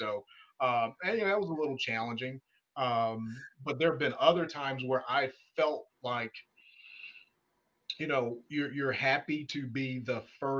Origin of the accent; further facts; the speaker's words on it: Atlanta, Georgia, United States; I'm from Atlanta